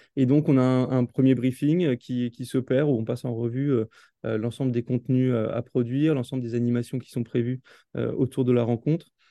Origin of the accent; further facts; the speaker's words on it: Alsace, Grand Est, France; also born or lived in New York, United States; je suis originaire d'Alsace